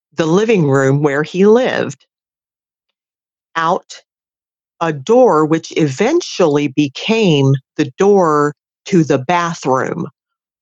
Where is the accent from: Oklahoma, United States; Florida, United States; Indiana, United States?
Florida, United States; outside of Orlando; also born or lived in Tampa area, Florida; I grew up outside of Orlando